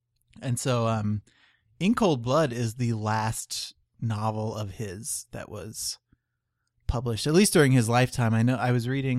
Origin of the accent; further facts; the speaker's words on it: Canada; And because we're Canadian, we eventually turned that assassination into a joke in the film Bon Cop, Bad Cop.